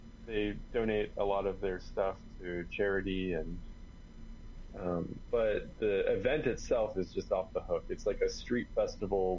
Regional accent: Jacksonville, Florida, United States; I grew up in Jacksonville

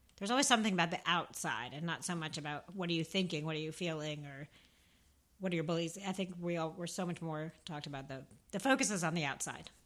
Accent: Northern New Jersey, United States; I'm from Northern Jersey. Think Sopranos, think Big Hair, Guido's, The Shore

